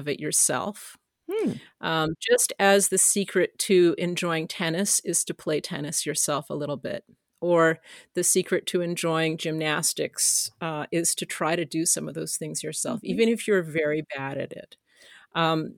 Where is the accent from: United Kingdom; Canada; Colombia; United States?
Canada; as a Canadian